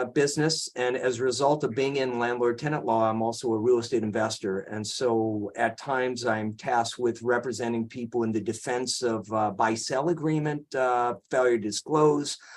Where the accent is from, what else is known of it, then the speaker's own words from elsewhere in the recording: Cleveland, Ohio, United States; moved away as an adult; also born or lived in Michigan / Berkeley, California; now in San Francisco, United States; I grew up in Cleveland, Ohio